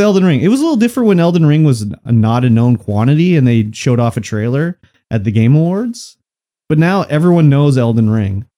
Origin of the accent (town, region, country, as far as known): Canada